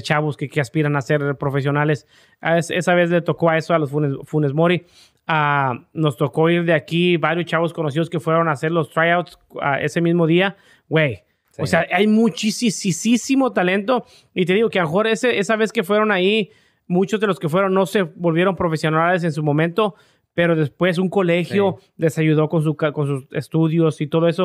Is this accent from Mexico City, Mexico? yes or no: no; Tamaulipas, Mexico; moved away; Tamaulipas, de donde soy yo